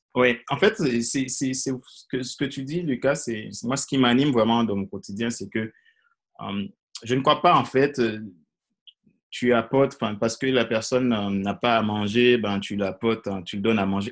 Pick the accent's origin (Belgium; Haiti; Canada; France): Haiti; moved away as an adult; also born or lived in Ecuador / French Guiana; je suis originaire de Haïti. J'ai grandi en Haïti